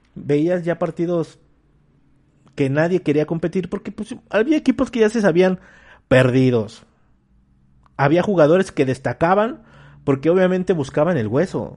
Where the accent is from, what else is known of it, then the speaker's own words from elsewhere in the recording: Mexico; como mexicanos